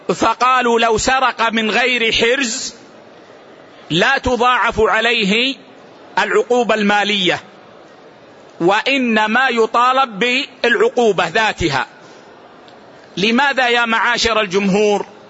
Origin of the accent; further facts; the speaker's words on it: Saudi Arabia; عندنا في السعودية